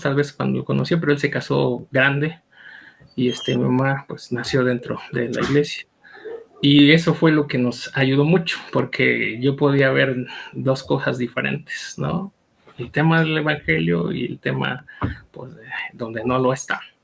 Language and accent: Spanish; State of Mexico, Mexico; moved away as an adult; also born or lived in Lolotla, Hidalgo / Chalco, State of Mexico; now in Pachuca, Mexico; por cuestiones de, del trabajo de mi papá migramos y este, yo crecí en el Estado de México.